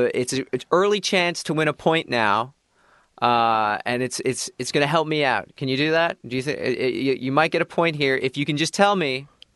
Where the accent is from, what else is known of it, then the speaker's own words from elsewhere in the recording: Chicago, Illinois, United States; I'm from Chicago.